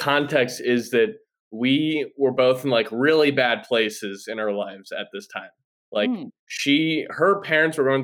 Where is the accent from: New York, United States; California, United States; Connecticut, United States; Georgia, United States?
New York, United States; New York City; I'm from New York City, so we lived in different boroughs too.